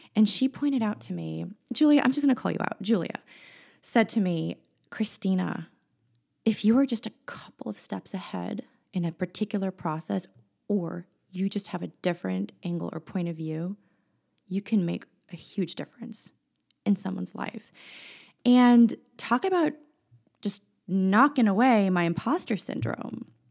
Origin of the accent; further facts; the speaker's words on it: San Francisco, California, United States; also born or lived in Chicago; I was born and raised in San Francisco, California